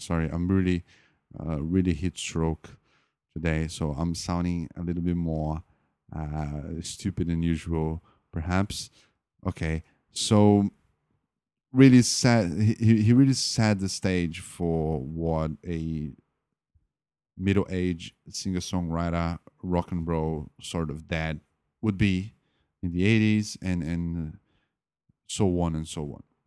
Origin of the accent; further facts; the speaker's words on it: Brazil; I'm not an American. I'm a Brazilian